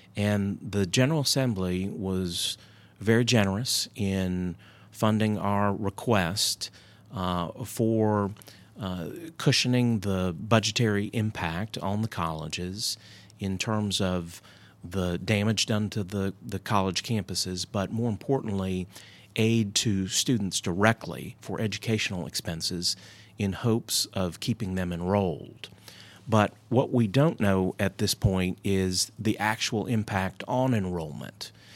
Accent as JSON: {"language": "English", "town": "Hendersonville", "region": "North Carolina", "country": "United States", "tie": "born or raised there", "said": "growing up in rural North Carolina"}